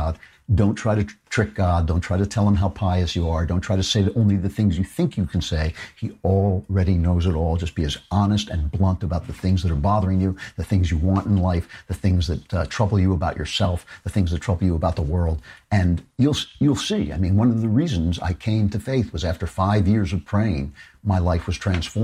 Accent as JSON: {"language": "English", "country": "United States", "said": "I'm an American"}